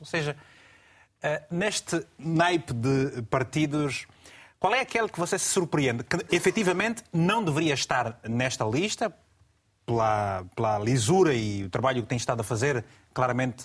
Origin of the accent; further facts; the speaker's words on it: Angola; na minha terra em Angola